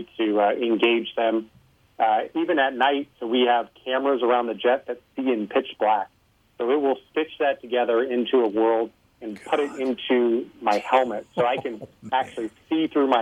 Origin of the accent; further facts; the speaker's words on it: Los Alamos, New Mexico, United States; I grew up in Los Alamos, New Mexico, where the Manhattan Project was.